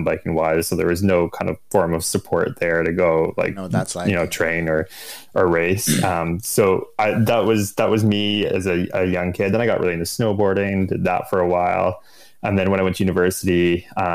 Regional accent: Orillia, Ontario, Canada; moved away as an adult; also born or lived in Ottawa, Canada / British Columbia, Canada; now in Squamish, Canada; I grew up in Orillia, Ontario, which is like 150 kilometers north of Toronto.

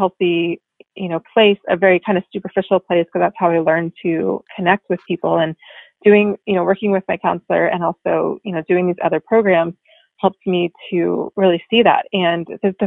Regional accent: North Carolina, United States; moved away as an adult; also born or lived in Washington, District of Columbia, United States; I'm like from North Carolina, like small town

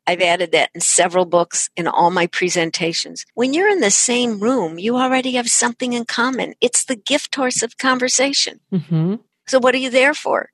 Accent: San Francisco, California, United States; I'm from San Francisco

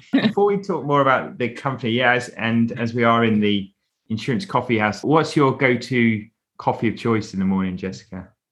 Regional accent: United Kingdom; being British

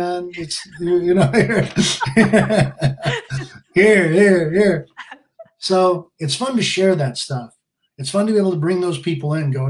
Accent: San Diego, California, United States; I was born and raised in Alec Gardens, mm-hmm. like kind of by San Diego State area, Waring Road.

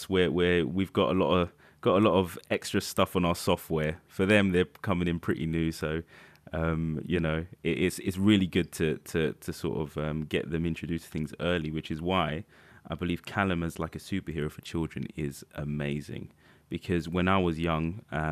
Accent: France; growing up in France

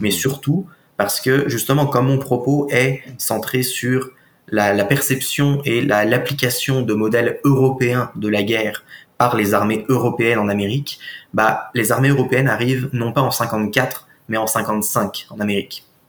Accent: France; moved away as an adult; now in Quebec, Canada; je viens de France à l'origine. Je suis arrivé au Québec en août 2014

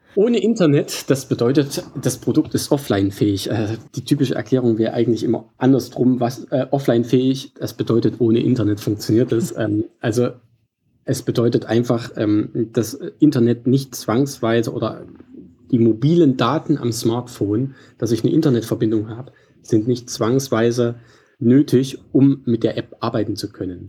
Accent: Central Germany, Germany; also born or lived in Leipzig, Saxony; Ursprünglich auch äh, stamme ich aus, aus der Region, nicht direkt Leipzig, aber Mitteldeutschland.

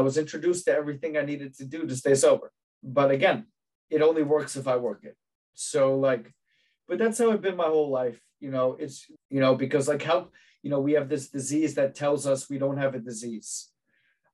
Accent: New Jersey, United States; I grew up in New Jersey

